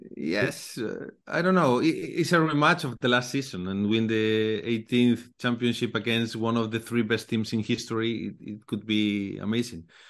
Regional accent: Galicia, Spain; English is a second language; I'm from Galicia, you know, located in the north of Spain.

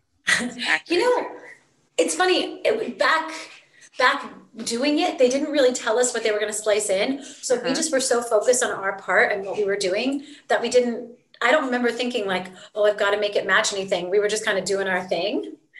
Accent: Virginia, United States; I grew up in Virginia

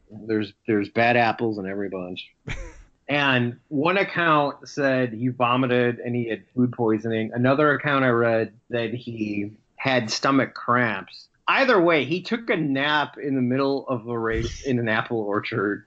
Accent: Chicago, Illinois, United States; my hometown

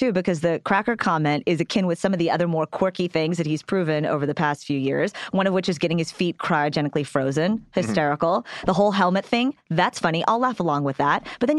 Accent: Texas, United States; I'm from Texas.

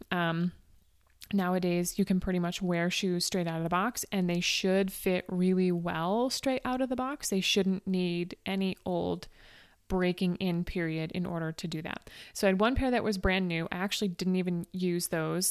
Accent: Northeast, United States; I'm from the Northeast where it routinely gets cold.

